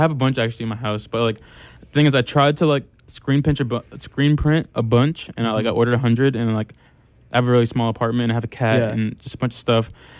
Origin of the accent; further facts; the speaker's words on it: New York City, New York, United States; moved away; also born or lived in Amherst, Massachusetts / Los Angeles; being a New Yorker and being from Harlem